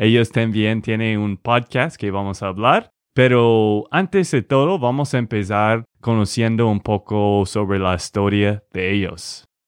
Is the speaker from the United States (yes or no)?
yes; Texas, United States; de Texas, Estados Unidos